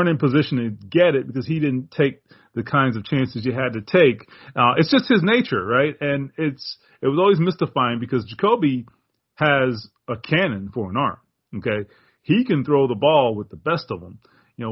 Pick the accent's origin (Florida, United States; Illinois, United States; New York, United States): Florida, United States; Miami Gardens; in my hometown, I was born and raised in Carroll City. So yeah, man, Miami for life.